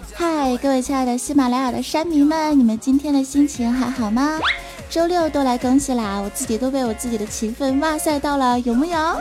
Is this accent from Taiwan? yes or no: no; China; 身为一个中国人，我是感到非常地骄傲